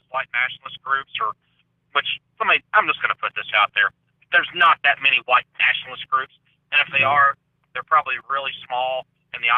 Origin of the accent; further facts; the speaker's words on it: the South, Southern United States, United States; accent: Southern; I'm from the South. I've got the Southern accent, the whole nine yards